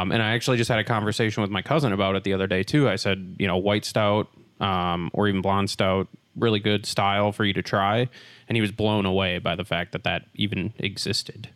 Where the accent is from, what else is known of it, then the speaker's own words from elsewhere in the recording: Wisconsin, United States; moved away; I'm originally from Wisconsin